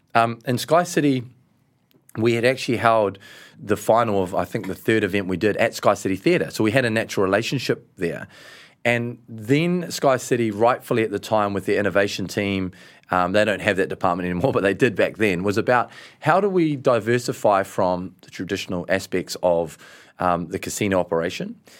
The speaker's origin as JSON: {"language": "English", "country": "New Zealand", "said": "we're from New Zealand"}